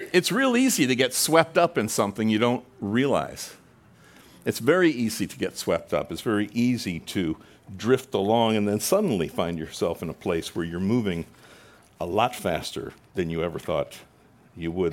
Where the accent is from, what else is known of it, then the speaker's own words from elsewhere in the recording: Long Island, New York, United States; moved away; I spent some years growing up in Long Island, Long Island